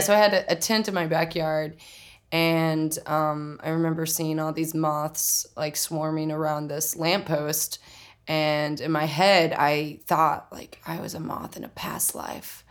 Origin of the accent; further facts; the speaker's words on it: Oklahoma City, Oklahoma, United States; moved away as an adult; also born or lived in Tulsa, Oklahoma; now in New York, United States; I grew up in Oklahoma City, or I was born in Tulsa, Oklahoma. Um, and I grew up in Oklahoma City for 18 years.